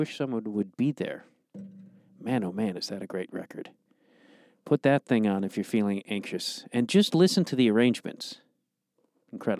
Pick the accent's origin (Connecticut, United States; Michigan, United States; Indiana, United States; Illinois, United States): Illinois, United States; Streamwood; I grew up in Streamwood.